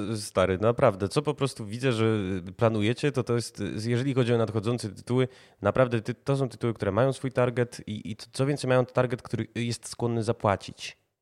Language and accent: Polish; Warsaw, Masovian Voivodeship, Poland; jako warszawiacy